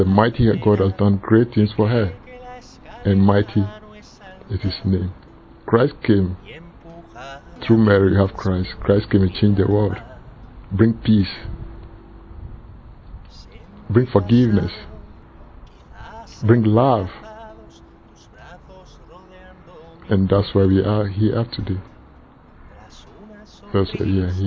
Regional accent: Ghana; now in England; I come from Ghana, but I live in England.

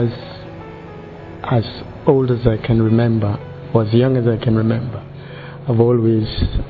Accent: Grenada; I'm from Grenada, the West Indies.

